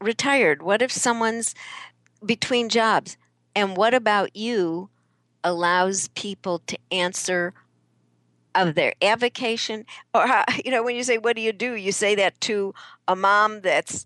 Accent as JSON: {"language": "English", "town": "Chicago", "region": "Illinois", "country": "United States", "moved": "yes", "said": "I'm originally from Chicago"}